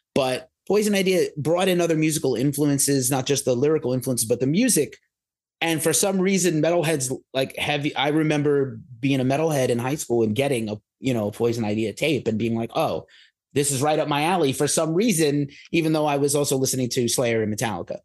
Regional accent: New York City, New York, United States; growing up in New York City

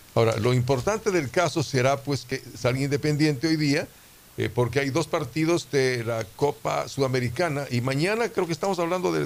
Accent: Quito, Pichincha, Ecuador; also born or lived in Riobamba; now in Guayaquil, Ecuador; a los seis años mi familia decide regresar a Quito

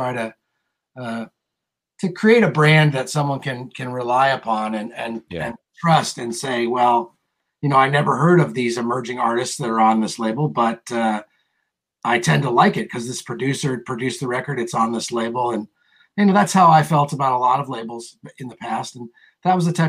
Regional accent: California, United States; I'm definitely from California

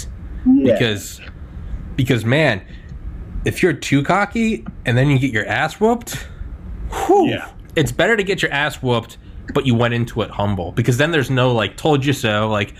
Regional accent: New England, United States; And, like, I'm from New England, so I like the Patriots.

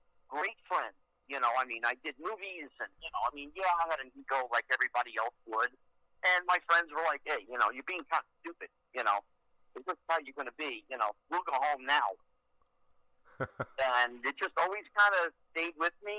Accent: New Jersey, United States; I grew up in New Jersey

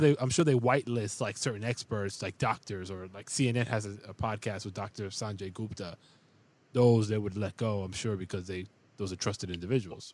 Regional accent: New York City, New York, United States; now in Upstate New York, United States; I'm from the Bronx

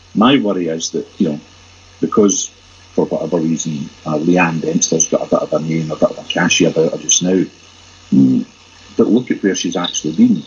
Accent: Glasgow, Scotland, United Kingdom; I'm very proud as a Glaswegian

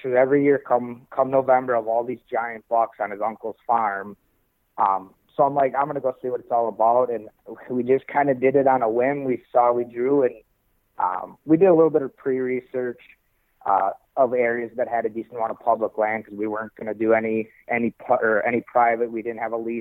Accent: Wisconsin, United States; I'm from Wisconsin, so compared to here, I mean, our public land, you'll have a 40 and you'll have 8 guys on it opening day

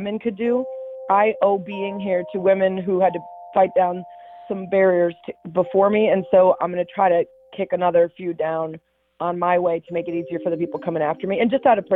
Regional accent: about 45 minutes north of Chicago, Illinois, United States; also born or lived in Cleveland, Ohio; I grew up, I was born in Cleveland, but my family moved to the Chicago area when I was really young. So no real Cleveland memories. I grew up about 45 minutes north of Chicago

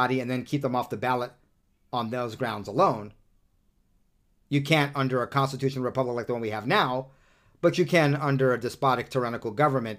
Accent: Southern California, United States; also born or lived in New York; now in Utah, United States; I'm from New York as well originally, but, you know, I only lived there the first 9 or 10 years of my life. I'm pretty much a Southern Californian

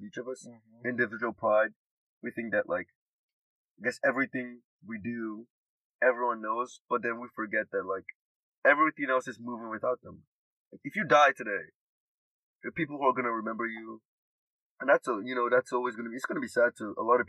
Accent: Nigeria; now in United States; I'm from Nigeria

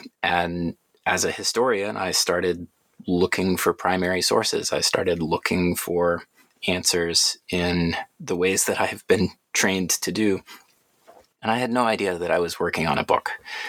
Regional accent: Atlanta, Georgia, United States; But I grew up in Atlanta, went through the public school system there.

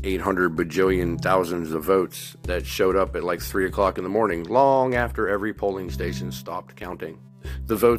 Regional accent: United States; I'm an American

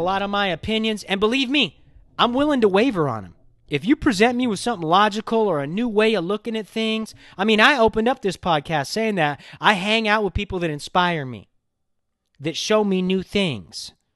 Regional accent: Los Angeles, California, United States; I grew up in Hollywood

